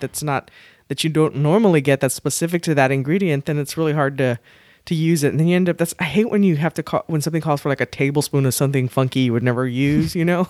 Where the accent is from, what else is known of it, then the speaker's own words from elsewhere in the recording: South Texas, United States; here in South Texas